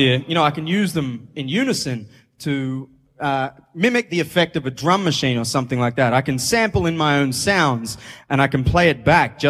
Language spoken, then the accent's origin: English; Brisbane, Queensland, Australia; I'm from Brisbane, which is a great city to live in.